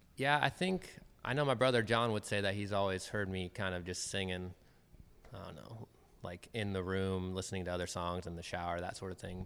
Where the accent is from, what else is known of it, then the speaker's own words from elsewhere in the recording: Federal Way, Washington, United States; also born or lived in Bellingham, Washington; I was born in Federal Way, um, and I've lived. I lived there until I graduated high school